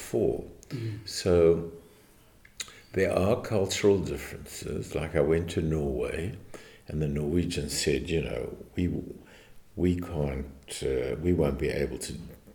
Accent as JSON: {"language": "English", "country": "South Africa", "tie": "born or raised there", "also_born_or_lived": "United States", "moved": "yes", "said": "I come from South Africa, which was more British in my upbringing"}